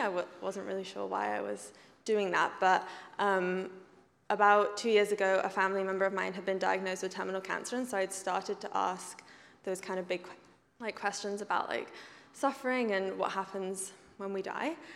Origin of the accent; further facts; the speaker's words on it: England, United Kingdom; moved away as an adult; now in Canada; I grew up in England